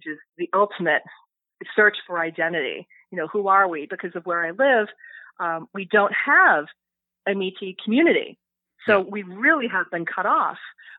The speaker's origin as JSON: {"language": "English", "country": "United States", "first_language": "English", "said": "I am an American"}